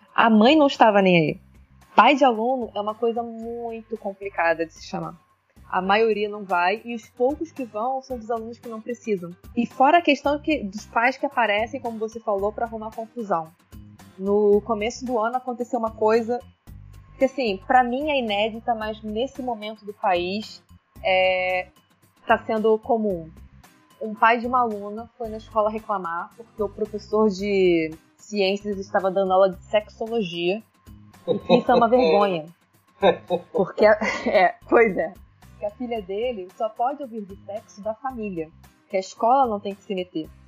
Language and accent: Portuguese; Baixada Fluminense, Rio de Janeiro, Brazil; Eu sou nascida e criada na Baixada Fluminense